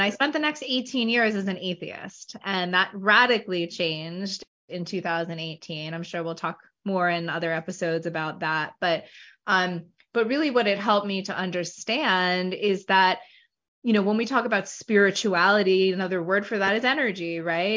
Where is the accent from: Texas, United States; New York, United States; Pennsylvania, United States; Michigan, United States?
New York, United States; Hempstead; moved away as an adult; now in South Jersey, United States; I'm originally from Hempstead, New York, which is on Long Island, about 10 miles from the Queens border. Um, born and raised there until I was 18, and I moved to uh, South Jersey, where I currently reside.